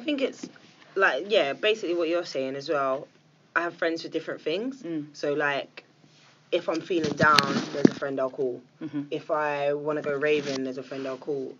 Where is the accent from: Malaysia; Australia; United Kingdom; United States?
United Kingdom; England; I'm English.